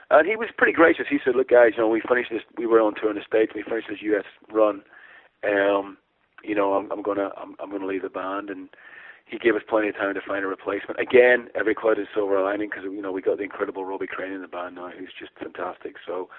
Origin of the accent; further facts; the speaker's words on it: Ireland; obviously being Irish